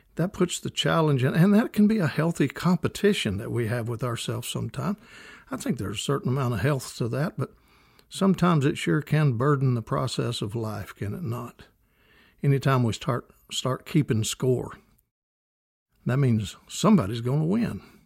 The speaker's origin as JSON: {"language": "English", "region": "Kentucky", "country": "United States", "tie": "born or raised there", "said": "growing up in Kentucky"}